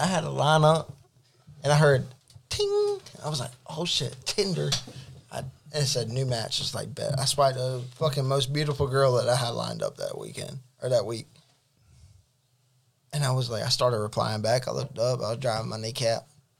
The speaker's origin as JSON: {"language": "English", "region": "Alabama", "country": "United States", "said": "I'm from Alabama, dog."}